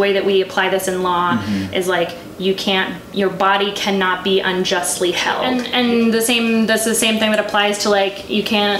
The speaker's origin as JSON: {"language": "English", "region": "California", "country": "United States", "said": "I'm from California"}